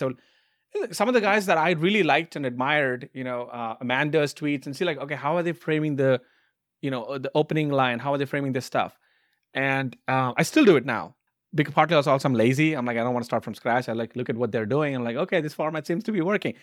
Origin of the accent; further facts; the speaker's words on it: India; moved away as an adult; now in United States; I grew up in India